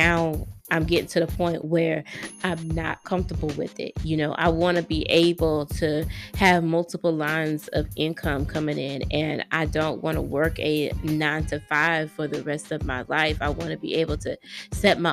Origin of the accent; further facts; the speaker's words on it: Greenville, South Carolina, United States; born and raised in Greenville, South Carolina